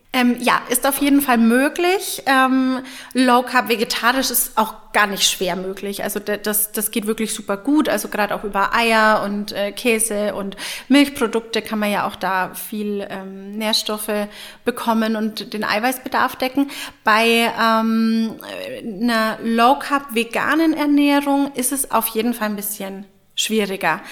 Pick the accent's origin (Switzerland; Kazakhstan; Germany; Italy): Germany; Franconia, Bavaria; Als Fränkin